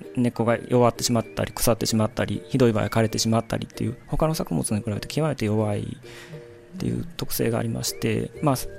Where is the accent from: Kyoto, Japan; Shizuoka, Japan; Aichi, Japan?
Kyoto, Japan; Maizuru; moved away as an adult; 舞鶴出身でしてでまあ、生まれ育った環境っていうのが、まあ、西舞鶴